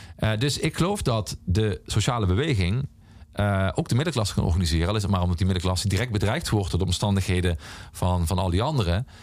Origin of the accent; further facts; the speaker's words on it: the Mining Region, Limburg, Netherlands; in de mijnstreek waar ik vandaan kom